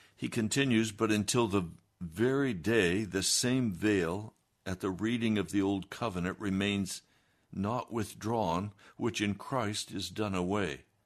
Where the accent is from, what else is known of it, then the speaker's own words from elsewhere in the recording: United States; I'm an American